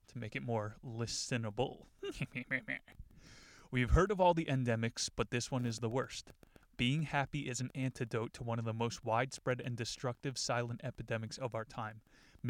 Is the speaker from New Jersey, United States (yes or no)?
yes; New Jersey, United States; growing up in New Jersey